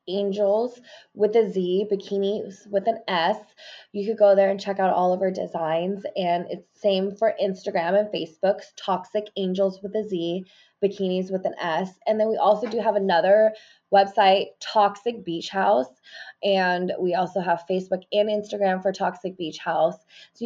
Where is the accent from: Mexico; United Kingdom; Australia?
Mexico; I'm from Mexico, you know, and like, there's so many people